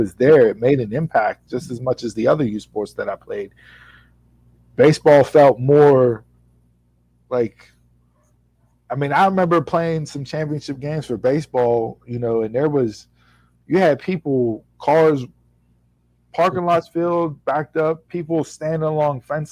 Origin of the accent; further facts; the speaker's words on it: Swissvale, Pennsylvania, United States; Growing up in Swissvale Memorial Park, you had three baseball fields. And you were down there from the time you were 4 years old until you were 18 years